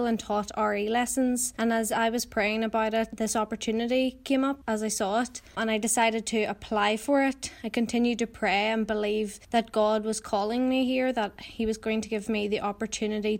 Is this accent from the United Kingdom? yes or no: yes; Armagh, Northern Ireland, United Kingdom; I'm from Armagh.